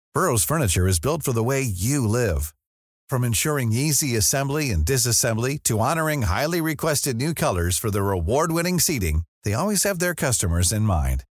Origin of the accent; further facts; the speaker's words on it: California, United States; growing up in California